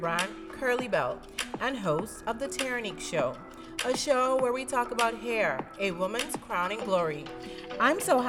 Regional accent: Bahamas; accent: Bahamian dialect; I'm from the Bahamas

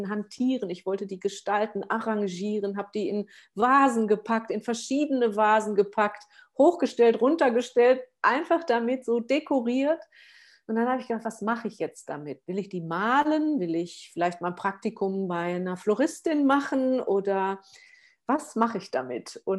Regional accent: Essen, North Rhine-Westphalia, Germany; now in Allgäu, Germany; Ich komme aus dem Pott, ja, aus dem Ruhrgebiet. Ich bin aus der Großstadt, aus Essen hier ähm, aufs Land gezogen mit meiner Tochter zusammen und das war ja auch wie ein Kulturschock

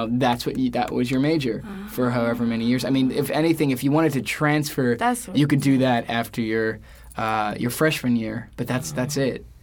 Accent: New York City, New York, United States; I'm from New York? York. I grew up in Queens.

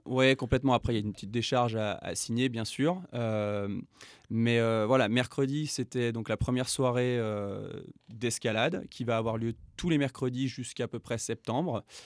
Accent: France; moved away as an adult; now in Yukon, Canada; je suis français, expatrié au, Yukon

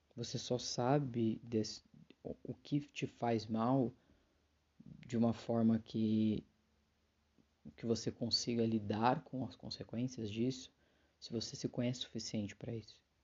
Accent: a city in São Paulo, Brazil; eu sou de uma cidade de São Paulo

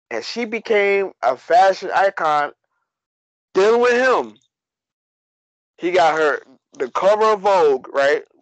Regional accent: Staten Island, New York, United States; I'm from Staten Island.

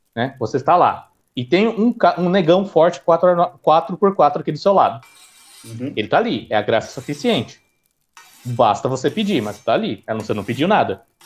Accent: São Paulo, Brazil; sou paulista, então sou paulista

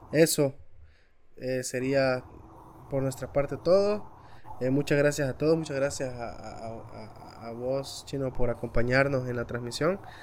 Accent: El Salvador

